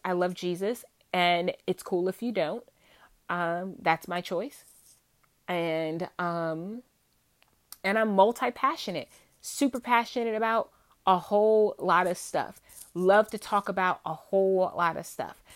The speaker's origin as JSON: {"language": "English", "region": "Virginia", "country": "United States", "tie": "born or raised there", "accent": "Southern, twangy", "said": "I am from Virginia, born and raised in Virginia."}